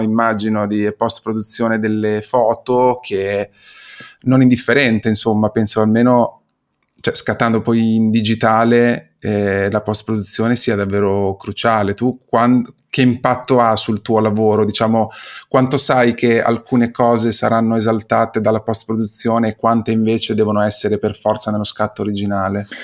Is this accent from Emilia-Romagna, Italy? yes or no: yes; Imola, Emilia-Romagna, Italy; io vengo, provengo da Imola